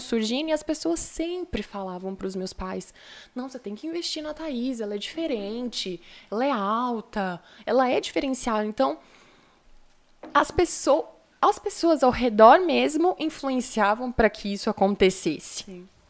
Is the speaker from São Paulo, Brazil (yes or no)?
yes; São Paulo, Brazil; also born or lived in Rio Doce; now in Viçosa, Brazil; fui nascida, nascida e criada em São Paulo